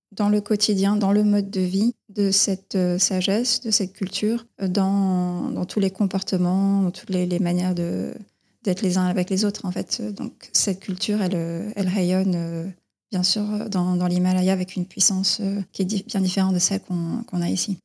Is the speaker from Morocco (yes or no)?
no; Dordogne, Périgord vert, Nouvelle-Aquitaine, France; moved away as an adult; now in Vevey, Switzerland; Je suis née en France, en Dordogne, dans la forêt euh, du Périgord vert